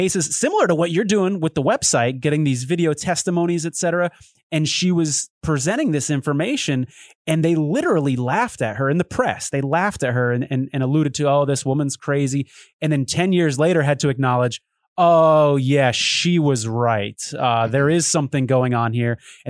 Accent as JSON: {"language": "English", "region": "Connecticut", "country": "United States", "tie": "born or raised there", "said": "my home state of Connecticut"}